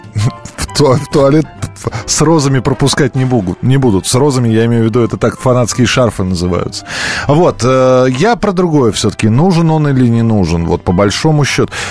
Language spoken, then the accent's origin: Russian; Moscow, Russia; москвич, проживший сорок лет в Москве